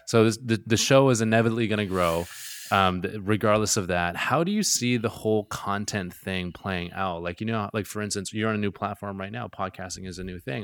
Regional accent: Gulf Islands, British Columbia, Canada; now in Vancouver, Canada; I'm from the Gulf Islands

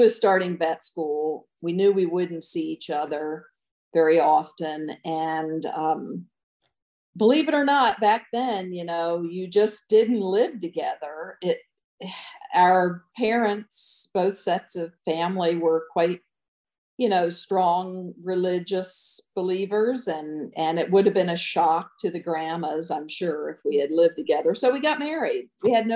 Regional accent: Easton, Maryland, United States; moved away as an adult; also born or lived in Nevada, Iowa / Des Moines, Iowa; now in Iowa, United States; growing up on the East Coast

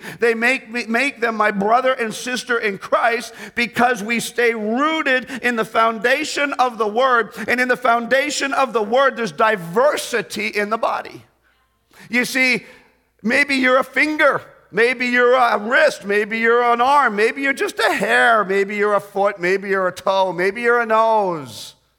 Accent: Canada; When we moved back into Canada, my mom and dad had always been part of the Baptist churches that supported us. So when we moved back to Canada, I grew up in a Baptist church.

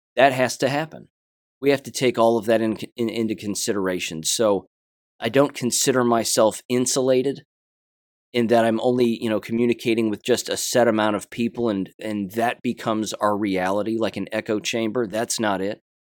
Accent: United States; I'm an American, first and foremost

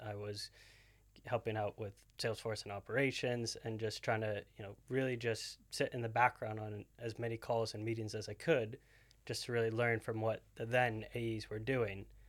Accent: New Hampshire, United States; moved away as an adult; I'm, I'm originally from New Hampshire, so East Coast, completely different side of the country

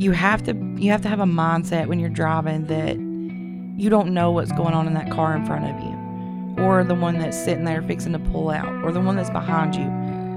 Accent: Menlo, Georgia, United States; Okay, so I'm from Menlo, Georgia, which nobody's probably ever heard of. It's about 40 minutes south of Trenton.

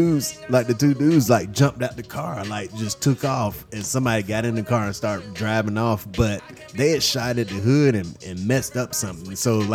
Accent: Alabama, United States; now in Nashville, United States; Growing up in Alabama

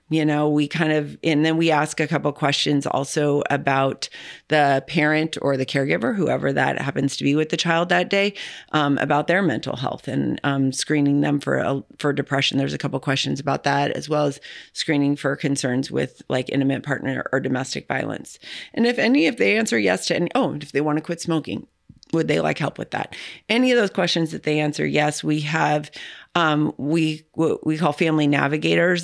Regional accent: California, United States; now in St. Louis, United States; I wasn't from here. I'm from California.

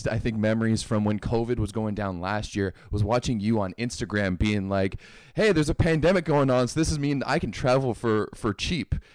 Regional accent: Ottawa, Ontario, Canada; where I grew up in Barhaven

